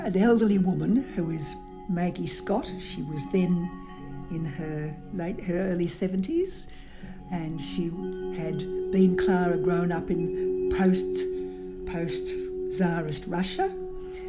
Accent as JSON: {"language": "English", "country": "Australia", "tie": "born or raised there", "said": "as an Australian girl growing up in the 1930s"}